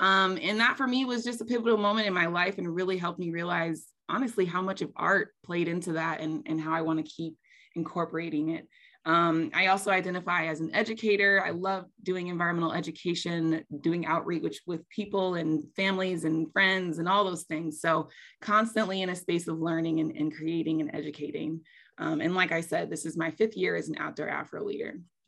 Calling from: Asheville, North Carolina, United States; I am calling in from Asheville, North Carolina, which is the land of the Eastern Band of the Cherokee Indians.

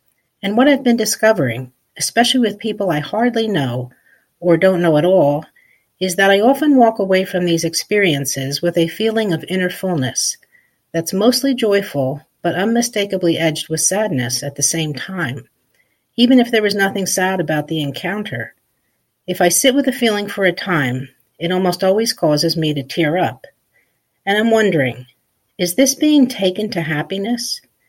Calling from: Cape May, New Jersey, United States; I'm calling from Cape May, New Jersey.

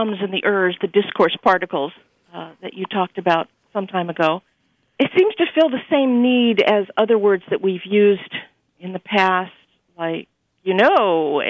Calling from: Pasadena, California, United States

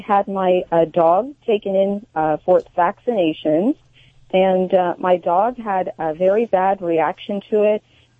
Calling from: Central Coast, California, United States; I'm calling from the Central Coast in California.

